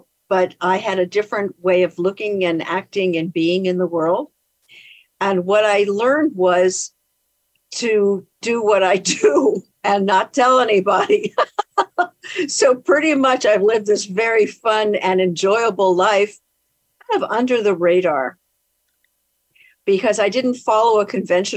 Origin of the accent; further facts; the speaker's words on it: Baltimore, Maryland, United States; moved away as an adult; now in San Francisco, United States; I came from Baltimore, Maryland, and everyone kind of lived like two blocks from their mom